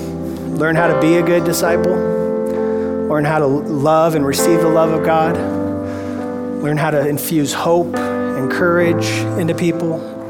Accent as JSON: {"language": "English", "town": "San Diego", "region": "California", "country": "United States", "said": "We came from San Diego, so we're used to like avocados and citrus and lemons, limes, and those won't work here because the climate gets too cold in the winter."}